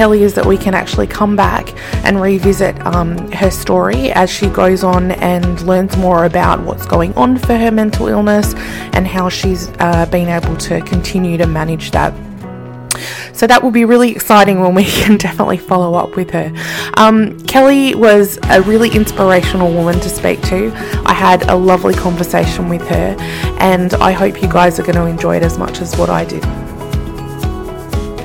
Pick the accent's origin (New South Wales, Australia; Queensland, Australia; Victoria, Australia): New South Wales, Australia; Sydney; I grew up in Sydney